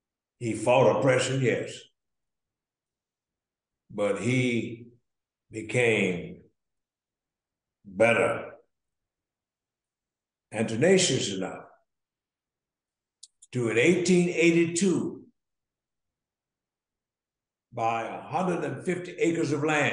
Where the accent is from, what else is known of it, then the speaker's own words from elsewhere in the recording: Jackson, Mississippi, United States; born there; I was licensed to preach the gospel from College Hill Baptist Church of Jackson. I was born in Jackson. Proud of it.